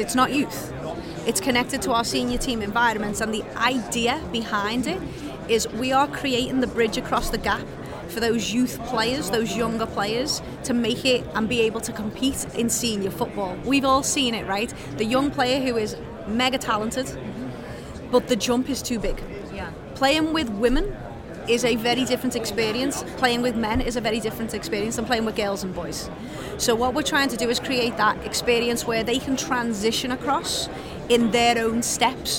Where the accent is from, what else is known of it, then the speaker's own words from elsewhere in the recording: England, United Kingdom; now in United States; I come from England